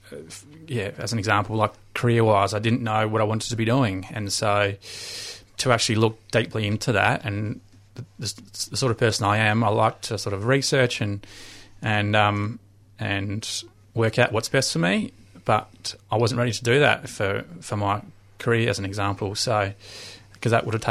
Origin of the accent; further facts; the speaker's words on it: Adelaide, South Australia, Australia; moved away; I'm from Adelaide originally